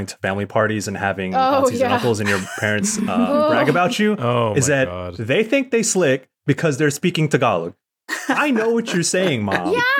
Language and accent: English; San Diego, California, United States; Because we're Filipino American, you know, it's a little different with Filipinos from the Philippine Islands. I think that's something I've always wrestled with, because I'm very grateful to have grown up in a community here in Southeast San Diego.